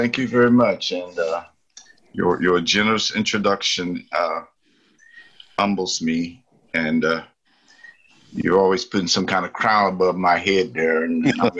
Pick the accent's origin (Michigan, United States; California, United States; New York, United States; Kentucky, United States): Kentucky, United States; Lynch; now in Houston, United States; my hometown in Harlan County, Kentucky, was a corporate entity owned totally by the largest company in the United States at the time, was United States Steel.